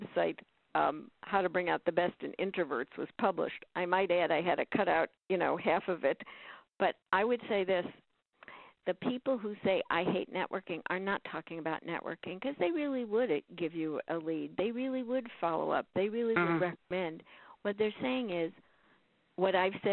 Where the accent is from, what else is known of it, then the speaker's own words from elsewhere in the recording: Chicago, Illinois, United States; moved away; I'm originally from Chicago